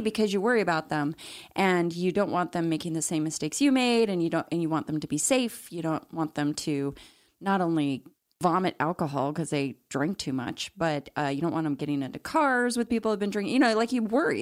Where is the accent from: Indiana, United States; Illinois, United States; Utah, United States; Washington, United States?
Utah, United States; Salt Lake City; growing up in Salt Lake City, Mormon